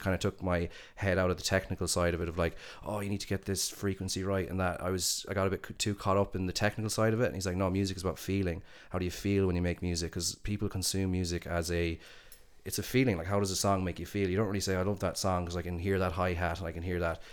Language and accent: English; Galway, Connacht, Ireland; moved away as an adult; also born or lived in Dublin / San Francisco; we're all from Galway.